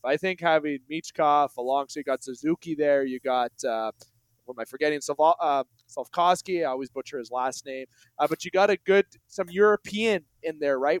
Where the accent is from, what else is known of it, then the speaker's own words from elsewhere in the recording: Canada; I'm a Canadian boy